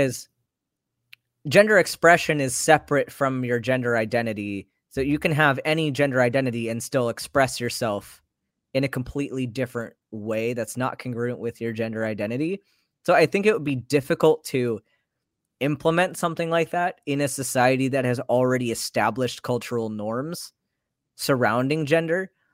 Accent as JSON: {"language": "English", "country": "United States", "tie": "born or raised there", "said": "I grew up in American society"}